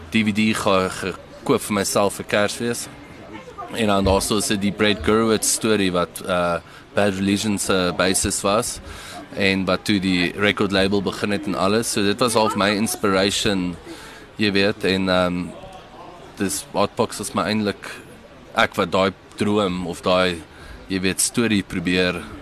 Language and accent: Afrikaans; Durban, KwaZulu-Natal, South Africa; now in Pretoria, South Africa; Ons het in Durban groot geword.